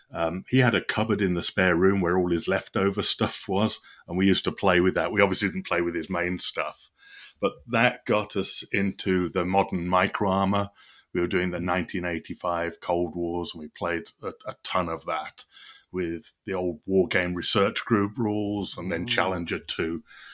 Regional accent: Birmingham, West Midlands, United Kingdom; I grew up in Birmingham, England, near a place called Solihull.

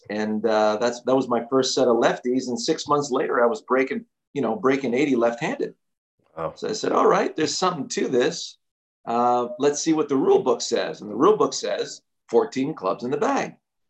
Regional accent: Montreal, Quebec, Canada; born or raised there

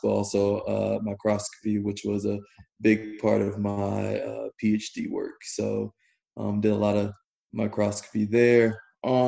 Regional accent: Northern Indiana, United States; moved away as an adult; also born or lived in Georgia / Washington, D.C.; now in Austin, United States; I'm from Northern Indiana

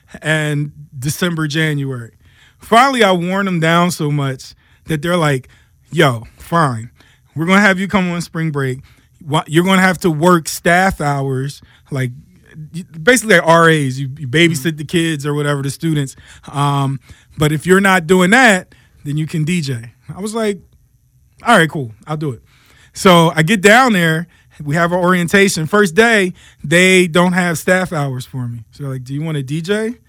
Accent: United States; So, because you want a little bit of back home, even though because we're American

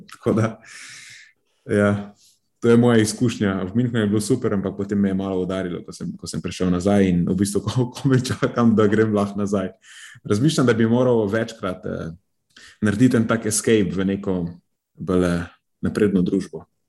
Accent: Slovenia

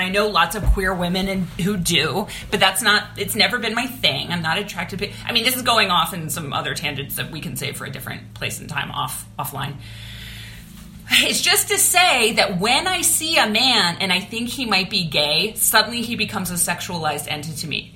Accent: Pittsburgh, Pennsylvania, United States; also born or lived in Los Angeles, California; now in Burbank, United States; my hometown of Pittsburgh, Pennsylvania

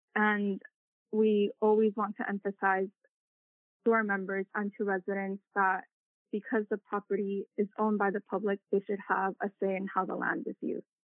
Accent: Anaheim, California, United States; I was born in Anaheim

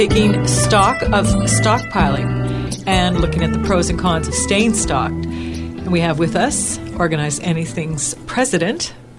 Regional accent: Scotland, United Kingdom; I am so Scottish that I don't, actually.

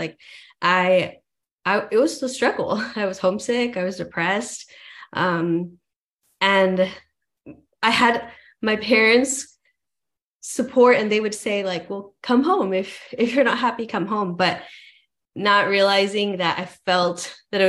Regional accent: El Paso, Texas, United States; moved away as an adult; also born or lived in Arizona; I was born and raised in El Paso, Texas

